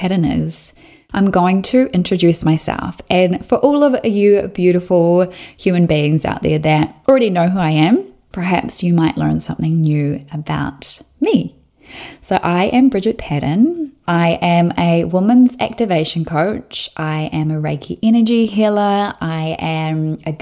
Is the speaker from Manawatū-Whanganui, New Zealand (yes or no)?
no; Southland, New Zealand; I was born and raised in Southland, New Zealand, and I grew up on a sheep and beef farm about 20 minutes north of Invercargill